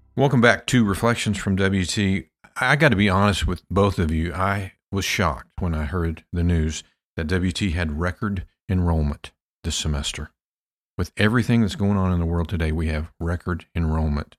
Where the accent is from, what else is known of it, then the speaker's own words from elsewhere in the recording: Pampa, Texas, United States; my hometown of Pampa, Texas